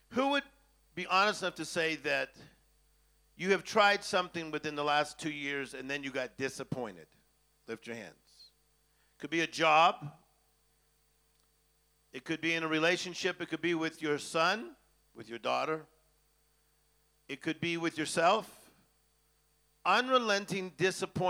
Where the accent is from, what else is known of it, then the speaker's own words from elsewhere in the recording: Los Angeles, California, United States; I'm from Hollywood